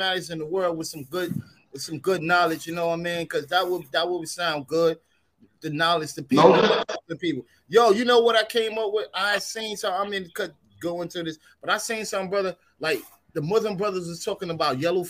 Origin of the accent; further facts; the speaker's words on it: New York City, New York, United States; Southern Mother Gaston, Stone Avenue, Brownsville